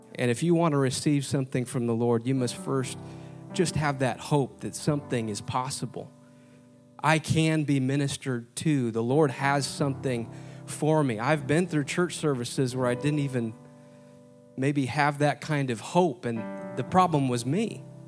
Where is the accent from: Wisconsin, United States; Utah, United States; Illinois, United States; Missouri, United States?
Wisconsin, United States; moved away as an adult; now in Indianapolis, United States; I didn't grow up here. I grew up in Wisconsin